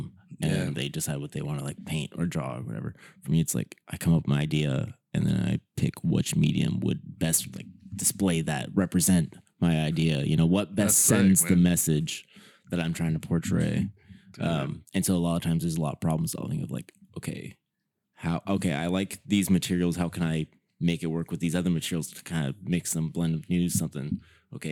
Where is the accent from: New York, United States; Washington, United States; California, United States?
California, United States; Santa Maria; moved away as an adult; also born or lived in Texas / Travis Air Force Base, California; now in Sacramento, United States; I'm from Santa Barbara County in Santa Maria.